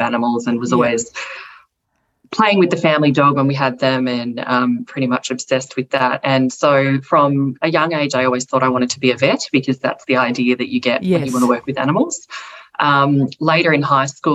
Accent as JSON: {"language": "English", "town": "Melbourne", "region": "Victoria", "country": "Australia", "tie": "born or raised there", "also_born_or_lived": "Frankston", "said": "I grew up here in Melbourne in a place called Eltham, or technically research"}